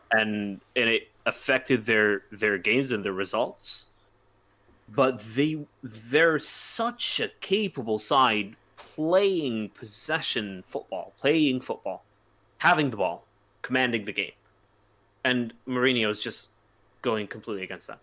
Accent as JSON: {"language": "English", "country": "United States", "said": "I'm an American"}